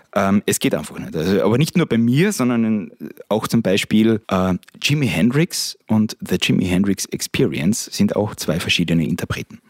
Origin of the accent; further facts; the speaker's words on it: Steindorf am Ossiacher See, Carinthia, Austria; Stefan und ich sind beide in Steindorf aufgewachsen